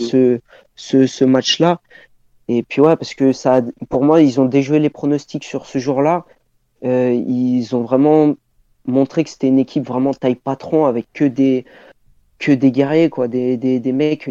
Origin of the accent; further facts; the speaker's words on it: Clermont-Ferrand, Auvergne-Rhône-Alpes, France; je suis de Clermont de Clermont au niveau de ma ville d'origine